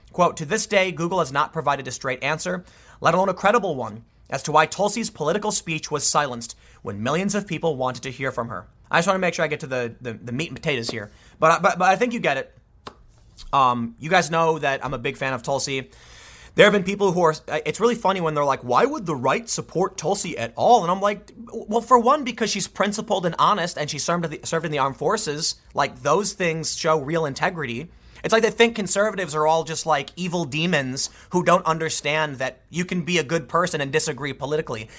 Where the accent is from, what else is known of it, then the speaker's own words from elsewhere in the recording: United States; I'm an American